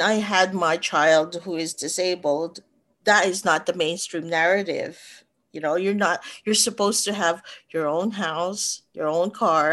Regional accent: Manila, Metro Manila, Philippines; moved away; I was born in the middle of that densely populated city, probably three generations of, they call it Manileños, really born and raised in the heart of the city

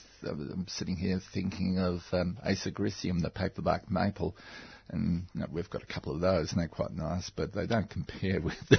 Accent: Victoria, Australia; And I'm from the Dandongs and the mountain ash, the regnans.

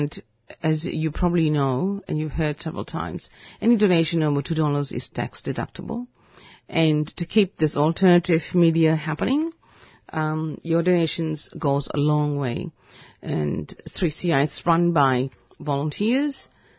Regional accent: Malaysia; You know, I could come from India, but I'm actually from Malaysia.

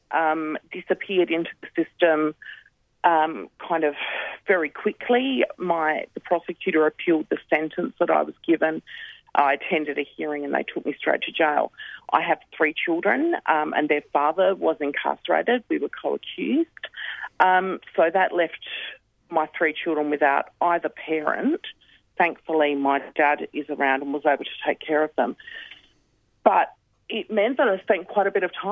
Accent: Adelaide, South Australia, Australia; I have been born and raised on Kaurna land, which is where I sit today.

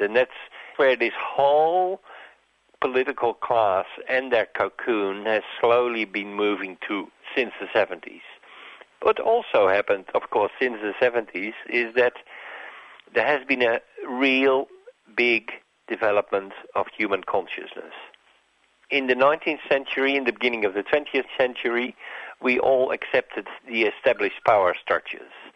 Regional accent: Netherlands; also born or lived in Narrogin, Western Australia; now in Australia; I grew up in Holland as a young boy in the middle of the common market.

